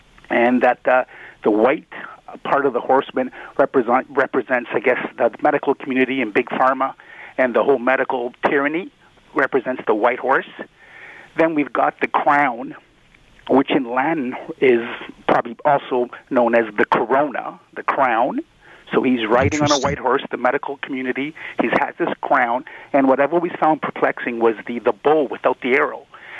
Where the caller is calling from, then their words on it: Brampton, Ontario, Canada; By the way, it's Brampton, not Brantford.